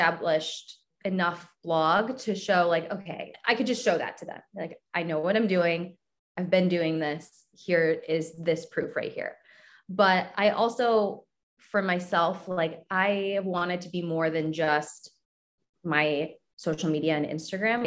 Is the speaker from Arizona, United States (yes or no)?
no; Cleveland, Ohio, United States; I grew up in Cleveland.